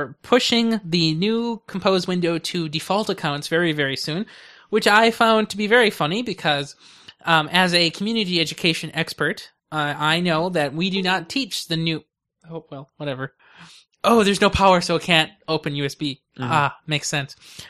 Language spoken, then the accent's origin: English; California, United States; Yes, it is, because you know I'm from California, right?